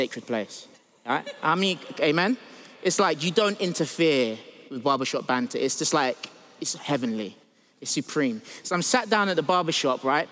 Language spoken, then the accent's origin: English; United States; I grew up in the States